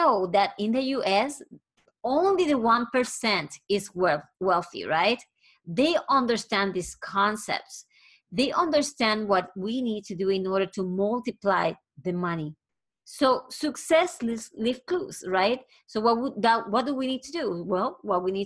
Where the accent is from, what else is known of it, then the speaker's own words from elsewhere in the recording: Puerto Rico; I am originally from Puerto Rico